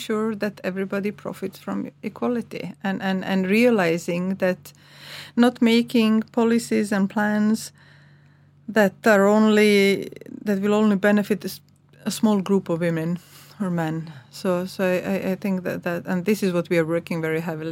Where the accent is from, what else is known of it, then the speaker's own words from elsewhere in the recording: Croatia; English is a second language; moved away as an adult; now in Iceland; My former Yugoslavia. So I'm from Croatia, I'm Serb